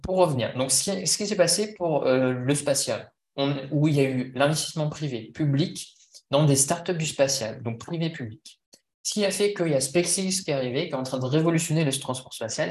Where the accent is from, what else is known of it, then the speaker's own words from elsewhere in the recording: France; moi, en tant que Français